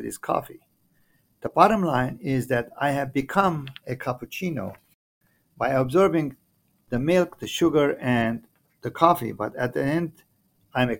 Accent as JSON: {"language": "English", "country": "Lebanon", "tie": "born or raised there", "moved": "yes", "lives_now": "Canada", "said": "growing up in Lebanon, etc., yes, I have some soft spot for Lebanon"}